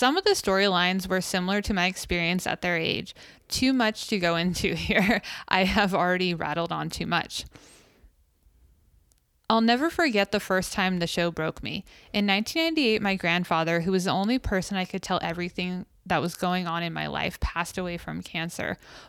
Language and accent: English; Clarence, New York, United States; I grew up in Clarence, New York, a very affluent part of Buffalo.